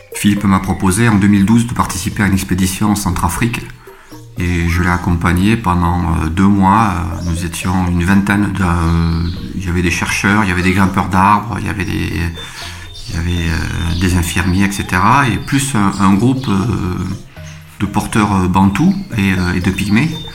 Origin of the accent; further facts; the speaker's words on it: Toulouse, Occitania, France; je suis originaire de la région toulousaine. Euh, j'ai grandi en cité au Mirail et j'ai fait les beaux-arts euh, à Toulouse